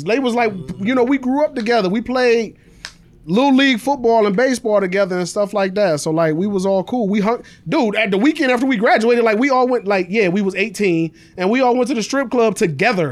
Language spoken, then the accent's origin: English; Cleveland Heights, Ohio, United States; We was off Noble, man. That's a whole different part of the Heights